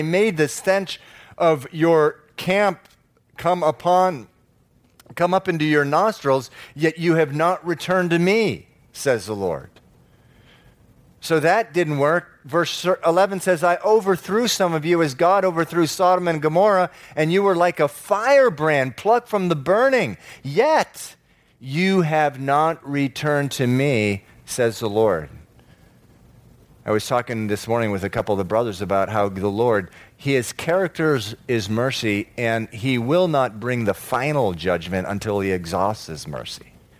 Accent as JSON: {"language": "English", "country": "Venezuela", "tie": "born or raised there", "also_born_or_lived": "Massachusetts, United States", "moved": "yes", "said": "You know, I was born in Massachusetts, moved down to Venezuela when I was 9, and it was awfully strange."}